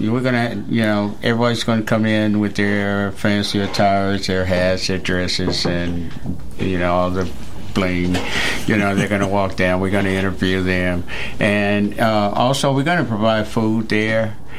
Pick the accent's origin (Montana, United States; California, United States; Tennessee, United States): Tennessee, United States; Nashville; I'm not from Murray County, but I'm from Nashville.